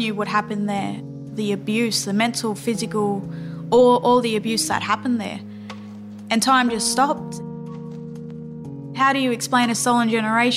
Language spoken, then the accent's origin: English; Dubbo, New South Wales, Australia; I come from the Wiradjuri Nation out of Dubbo in New South Wales